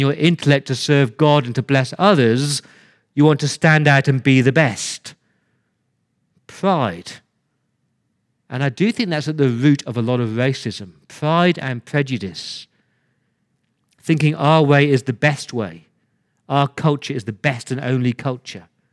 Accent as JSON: {"language": "English", "region": "England", "country": "United Kingdom", "moved": "yes", "lives_now": "Australia", "said": "I came to Australia as an Englishman"}